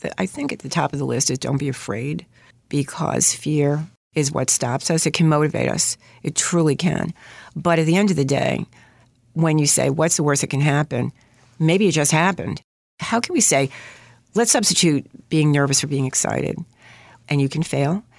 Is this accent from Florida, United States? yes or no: no; New York City, New York, United States; accent: New York; I grew up in Queens, Queensfield, to be exact